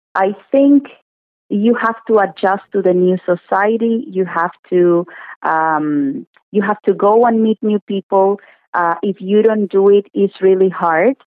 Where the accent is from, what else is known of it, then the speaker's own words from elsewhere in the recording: Cuba; English is a second language; moved away as an adult; now in Thornhill, Canada; I am originally from Cuba